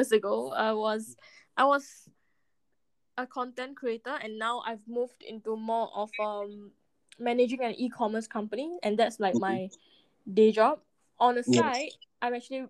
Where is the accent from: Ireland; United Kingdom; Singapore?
Singapore; born and raised in Singapore